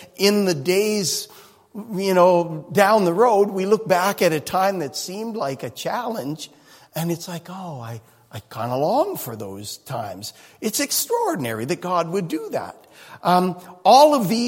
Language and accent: English; Canada; Growing up in Canada